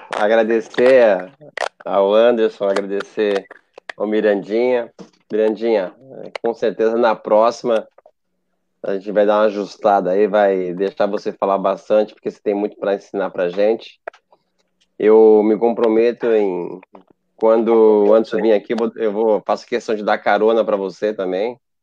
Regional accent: Pernambuco, Brazil; moved away as an adult; now in Japan; eu não sou brasileiro, né? Eu sou pernambucano

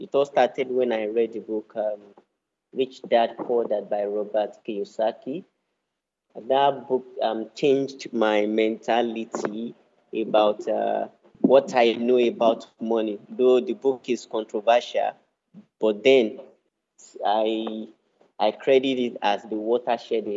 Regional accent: Osun, Nigeria; I'm from Osun State in Nigeria.

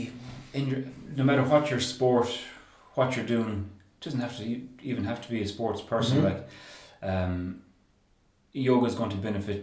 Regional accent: Claremorris, Connacht, Ireland; I'm from Claremorris.

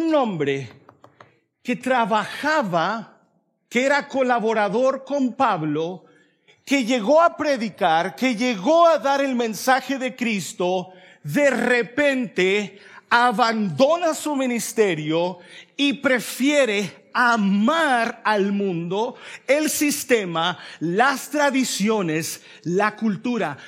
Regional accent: El Salvador; now in Raleigh, United States; yo soy salvadoreño

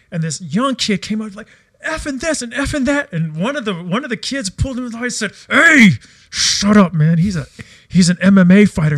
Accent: United States; moved away as an adult; now in Australia; I came from America

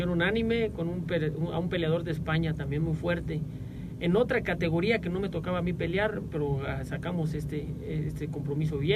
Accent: Villa del Carbón, State of Mexico, Mexico; nos sentimos los mexicanos muy orgullosos de la, de la tierra, del cachito de México que nos tocó ver nacer y crecer y yo me siento muy orgulloso de ser mexicano y de ser de Villa

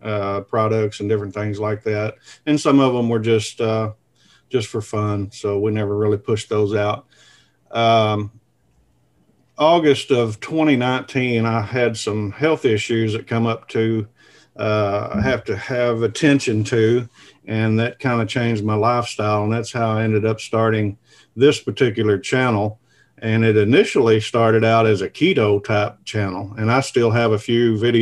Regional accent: Kennett, Missouri, United States; now in Northeast Arkansas, United States; I live here in Northeast Arkansas, and I was born and raised in Southeast Missouri, a little small town, Kennett, Missouri

